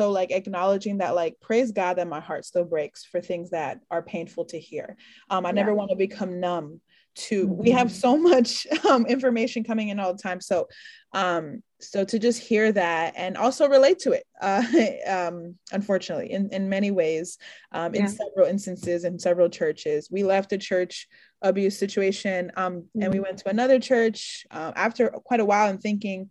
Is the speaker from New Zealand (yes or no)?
no; New York, United States; I'm from New York